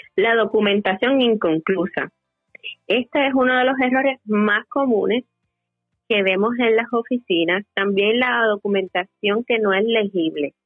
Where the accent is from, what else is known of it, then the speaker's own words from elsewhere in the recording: Yabucoa, Puerto Rico; mi pueblo natal de Yabucoa